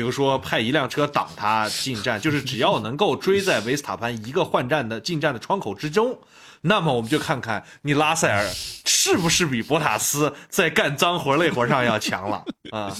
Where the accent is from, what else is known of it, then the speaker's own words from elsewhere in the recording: Xinjiang, China; 我们新疆人嘛，从小就是吃那些比较高碳水、高油脂的嗯吃的